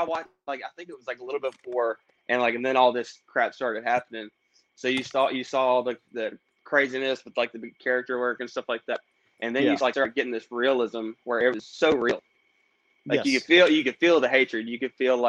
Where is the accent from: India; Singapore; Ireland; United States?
United States; White House, Tennessee; I grew up in White House, Tennessee.